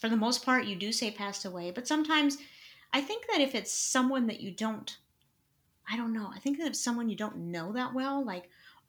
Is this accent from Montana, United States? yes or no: yes; Montana, United States; my home state, Montana